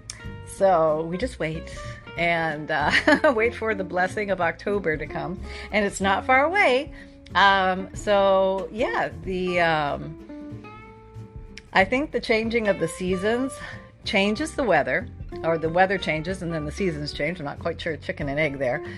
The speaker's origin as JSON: {"language": "English", "country": "Canada", "said": "I'm from Canada."}